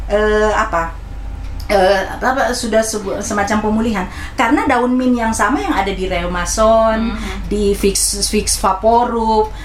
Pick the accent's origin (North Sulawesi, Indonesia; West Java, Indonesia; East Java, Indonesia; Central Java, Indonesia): North Sulawesi, Indonesia; Manado; saya orang Manado pemakan cabai